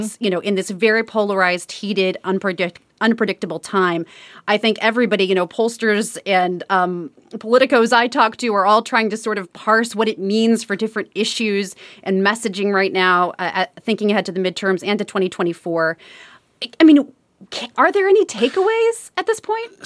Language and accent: English; Midwest, United States; I grew up in the Midwest